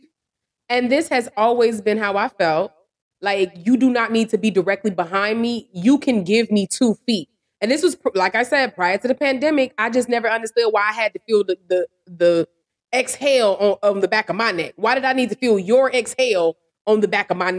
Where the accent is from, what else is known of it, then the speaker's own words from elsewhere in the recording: Chicago, Illinois, United States; As a Chicagoan, I do not feel as though I have an accent